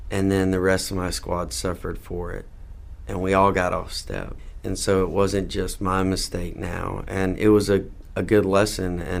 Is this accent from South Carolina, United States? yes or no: yes; South Carolina, United States; also born or lived in Mississippi; now in Charlotte, United States; South Carolina's home. I need to take the opportunity, though, to say I was born in Mississippi. So shout out to everyone in Mississippi. But South Carolina's home. Uh, and recently, after graduating from school, I have moved to Charlotte.